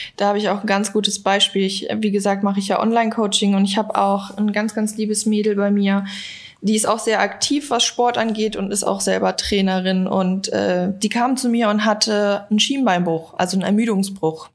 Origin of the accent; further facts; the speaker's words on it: Bavaria, Germany; now in Berlin, Germany; Ich komme eigentlich aus Bayern